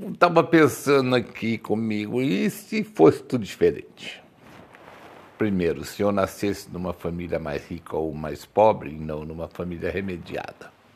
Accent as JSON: {"language": "Portuguese", "town": "Campinas", "region": "São Paulo", "country": "Brazil", "tie": "born or raised there", "said": "Eu nasci no Cambuí, né? é, na Antônio Lapa. Quem conhece Campinas sabe onde é Antônio Lapa"}